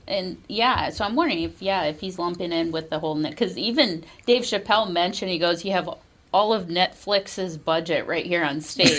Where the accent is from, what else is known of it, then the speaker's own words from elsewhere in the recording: Bloomington, Minnesota, United States; I grew up in Bloomington. I went to Bloomington schools